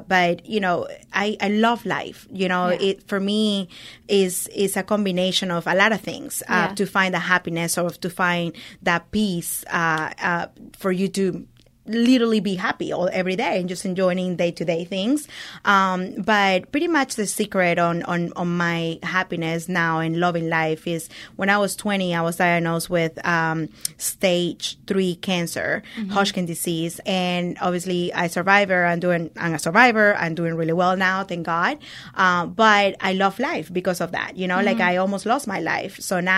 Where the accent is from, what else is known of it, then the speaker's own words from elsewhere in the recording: Venezuela; also born or lived in Oklahoma, United States; now in Houston, United States; So I'm originally from Venezuela, mm-hmm. South America. I've been in the United States for the past 22 years. It's been a long time, I feel like. I came here with my mom and my brother 22 years ago.